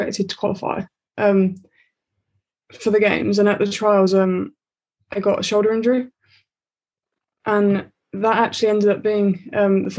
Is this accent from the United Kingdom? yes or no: yes; Aldridge, West Midlands, United Kingdom; also born or lived in Aldershot; we moved from Aldershot to Aldridge, and that's what Ellie's like hometown. So we ended up living in the same village and going to the same school